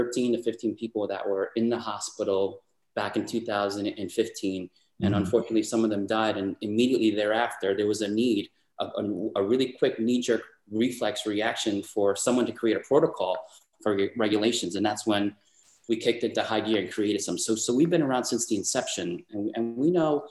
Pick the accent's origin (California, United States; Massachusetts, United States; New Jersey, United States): New Jersey, United States; Bayonne; also born or lived in Washington, D.C.; I grew up in Jersey, Bayonne, New Jersey